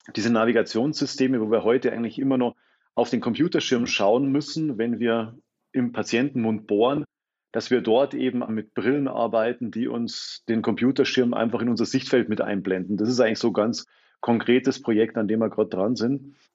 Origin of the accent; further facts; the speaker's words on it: Freising, Bavaria, Germany; accent: Bavarian; moved away as an adult; also born or lived in Munich / Potsdam; now in Berlin, Germany; ich bin gebürtiger Freisinger, also eigentlich mehr oder weniger Großraum München